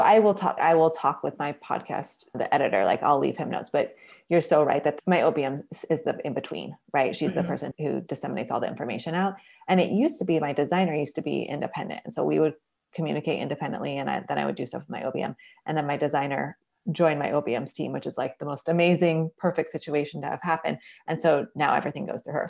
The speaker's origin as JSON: {"language": "English", "town": "Seattle", "region": "Washington", "country": "United States", "moved": "yes", "lives_now": "Portland, United States", "said": "I'm originally from Seattle, Washington. I've been living in Portland, Oregon for more than a decade, so that's home now"}